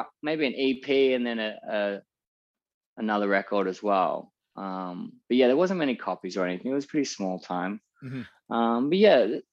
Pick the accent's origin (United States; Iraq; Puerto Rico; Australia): Australia; Geelong, Victoria; now in Melbourne, Australia; my hometown and in or like down in Geelong where I grew up.